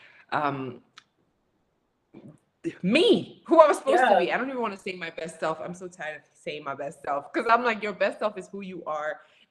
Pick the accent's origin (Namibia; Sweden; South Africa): Namibia; Windhoek, Khomas; moved away; I'm from Windhoek, Namibia